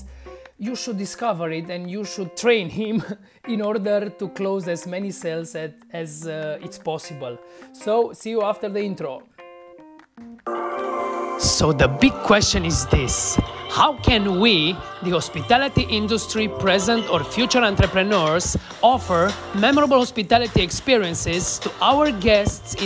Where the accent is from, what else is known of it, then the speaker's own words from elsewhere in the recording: Romania; I was newly hired to a bar here in my hometown